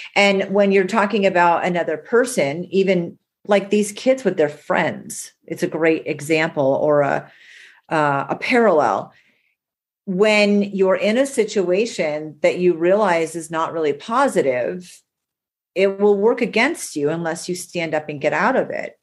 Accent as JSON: {"language": "English", "region": "New England", "country": "United States", "said": "I'm from New England."}